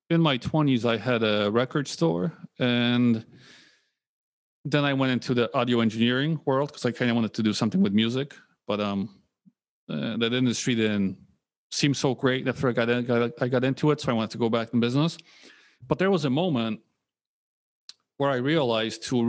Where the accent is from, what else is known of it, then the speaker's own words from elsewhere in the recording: Poland; moved away; also born or lived in United States; I was born in Poland